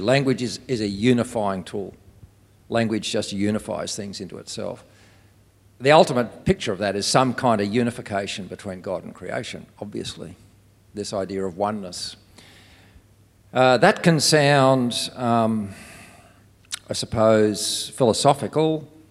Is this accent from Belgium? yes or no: no; Australia; I'm from Australia.